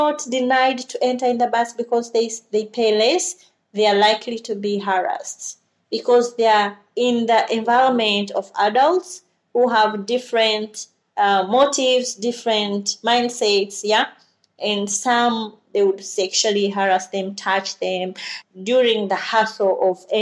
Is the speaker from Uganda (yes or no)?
yes; Uganda; Originally, I'm from Uganda. I was born and raised in Uganda and was educated in Uganda.